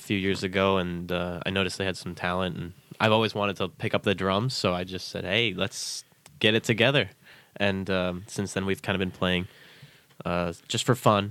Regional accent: Shrewsbury, Massachusetts, United States; I'm from Shrewsbury

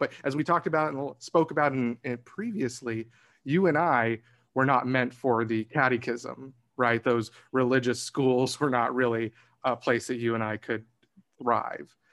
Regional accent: Arizona, United States; I grew up in Arizona as well

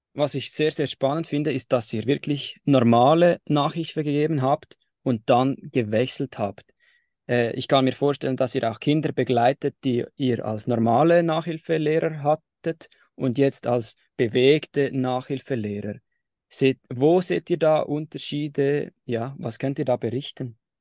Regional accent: Switzerland; bei uns in der Schweiz im Primarschulalter

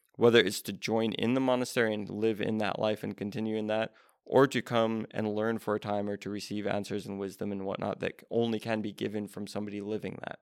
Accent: United States; being an American in twenty twenty-three

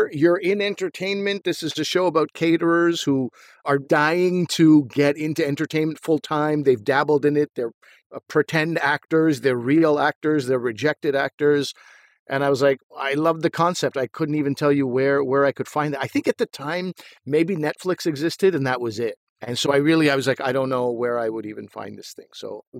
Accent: Montreal, Quebec, Canada; I'm from Montreal and Asif is from Ottawa.

